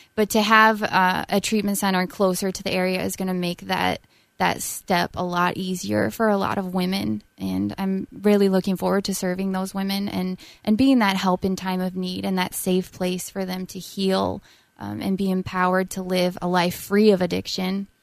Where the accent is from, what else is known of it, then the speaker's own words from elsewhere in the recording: South Dakota, United States; moved away as an adult; also born or lived in Illinois; now in Minnesota, United States; I'm from South Dakota